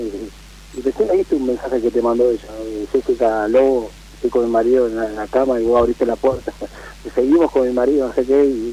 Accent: Lomas de Zamora, Buenos Aires Province, Argentina; Yo soy acá de Loma de Zamora.

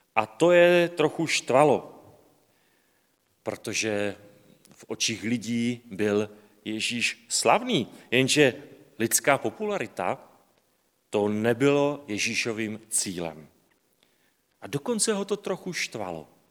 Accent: Slovakia; já jsem Slovák

